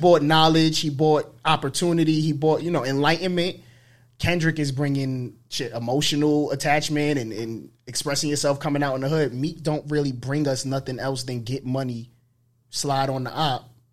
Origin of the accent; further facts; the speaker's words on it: New York City, New York, United States; being from the Bronx